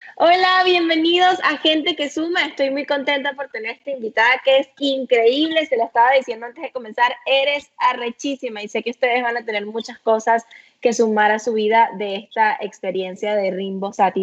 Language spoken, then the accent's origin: Spanish; Venezuela; los venezolanos somos irresistibles